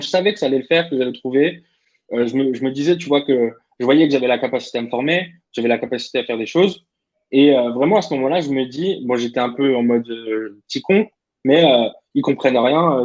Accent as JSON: {"language": "French", "town": "Clermont-Ferrand", "region": "Auvergne-Rhône-Alpes", "country": "France", "also_born_or_lived": "Vichy", "said": "Donc, moi, je viens de Clermont-Ferrand"}